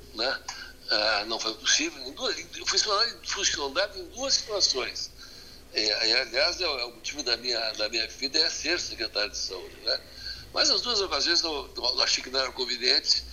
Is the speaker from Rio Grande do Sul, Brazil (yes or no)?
yes; Rio Grande do Sul, Brazil; o Rio Grande do Sul, o Rio Grande do Sul não adianta, é nós temos essa tradição, não é? nós, nós, somos um, nós somos um Estado diferente dos outros Estados